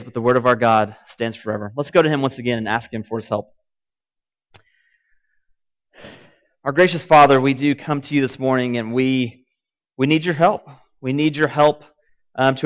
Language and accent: English; Martin, Tennessee, United States; now in Cookeville, United States; I grew up in Martin, Tennessee